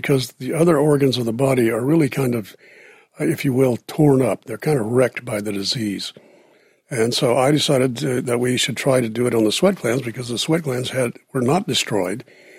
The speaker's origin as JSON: {"language": "English", "region": "Southeast Texas", "country": "United States", "tie": "born or raised there", "said": "I grew up in East Texas, Southeast Texas, and we have lots of hot weather and big mosquitoes."}